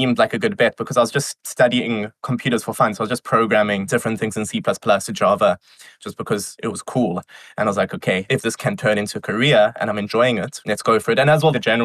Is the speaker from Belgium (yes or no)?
no; Johannesburg, Gauteng, South Africa; moved away; I am originally from South Africa. I was born in Johannesburg.